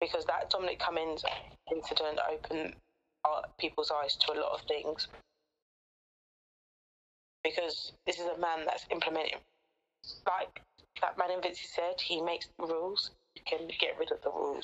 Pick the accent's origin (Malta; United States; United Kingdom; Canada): United Kingdom; High Wycombe, South East England; My hometown doesn't have an A&E.